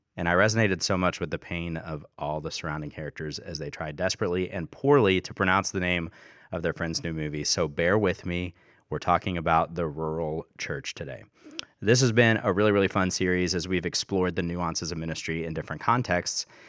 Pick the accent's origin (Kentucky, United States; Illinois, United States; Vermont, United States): Kentucky, United States; I'm from Kentucky